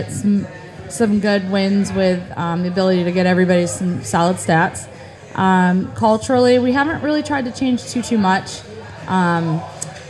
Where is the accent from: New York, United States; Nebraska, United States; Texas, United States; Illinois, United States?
New York, United States; Baldwinsville; now in Liverpool, United States; I'm from Baldwinsville, actually, originally.